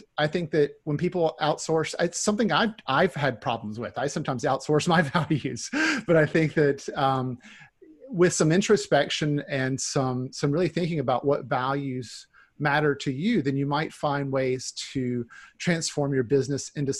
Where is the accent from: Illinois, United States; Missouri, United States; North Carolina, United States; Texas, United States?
North Carolina, United States; also born or lived in Seattle; now in Orcas Island, United States; I'm from North Carolina originally, but Northwest is home for sure